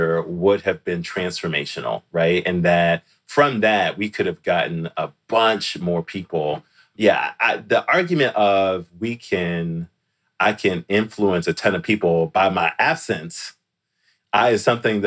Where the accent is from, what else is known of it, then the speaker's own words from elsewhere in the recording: Washington, District of Columbia, United States; moved away; I'm from DC forever, right? I'm from Washington, DC forever.